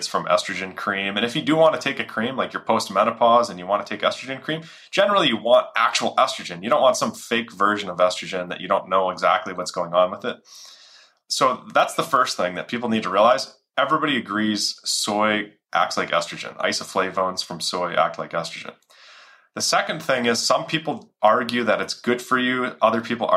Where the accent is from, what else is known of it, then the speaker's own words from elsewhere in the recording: Minnesota, United States; it had 50 families in our area where I grew up in Minnesota